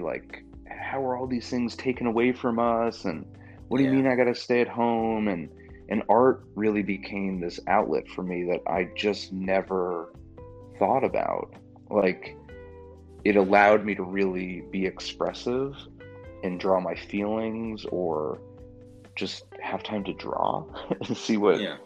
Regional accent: just outside of Manhattan, New York, United States; now in Louisville, United States; I'm a New Yorker. I grew up just outside of Manhattan.

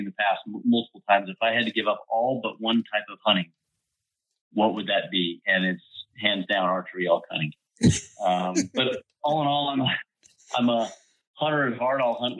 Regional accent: Colorado, United States; Born and raised in Colorado.

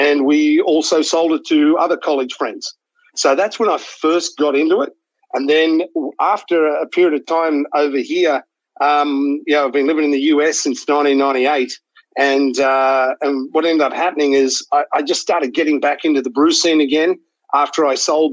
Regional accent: Australia; moved away as an adult; also born or lived in Sydney; now in San Diego, United States; I think I'm Australian.

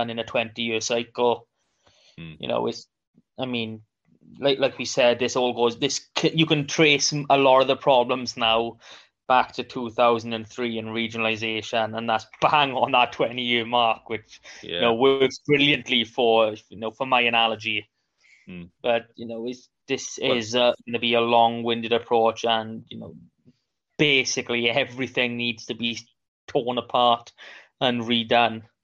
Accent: Rhondda, Wales, United Kingdom; moved away; I'm from the Rhondda originally

